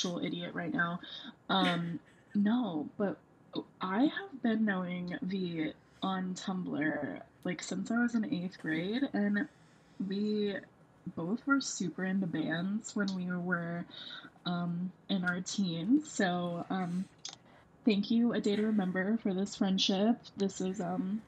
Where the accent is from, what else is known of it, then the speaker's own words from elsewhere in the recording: Kentucky, United States; I'm from Kentucky. I don't know if you could get that from my accent, if I have one